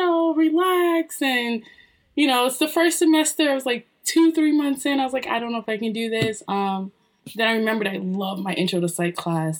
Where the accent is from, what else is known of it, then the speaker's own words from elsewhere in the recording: New Jersey, United States; Born and raised a Jersey girl. Very proud of New Jersey